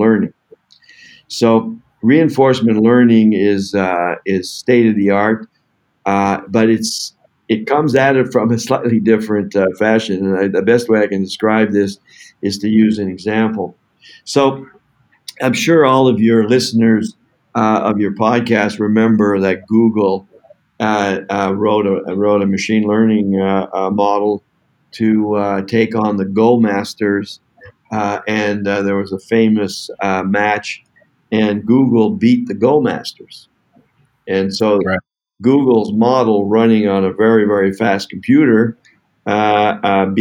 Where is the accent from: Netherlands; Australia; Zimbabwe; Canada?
Canada; I'm from Canada